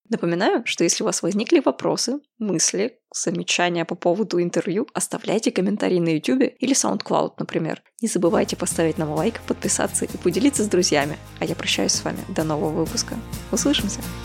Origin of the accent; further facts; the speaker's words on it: Siberia, Russia; я из Сибири